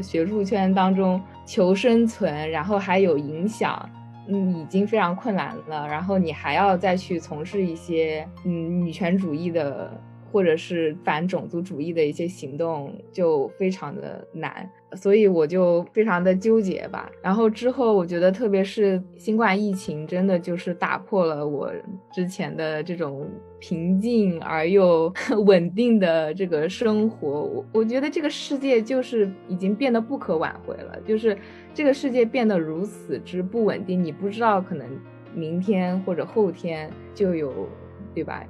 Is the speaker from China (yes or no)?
yes; China; moved away as an adult; now in United Kingdom; 我这种特殊的从大陆来的一个年轻女性